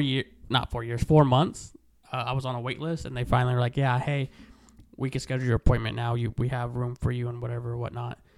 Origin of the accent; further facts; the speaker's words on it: Stockton, California, United States; moved away as an adult; now in Lemoore, United States; I grew up in Stockton down the way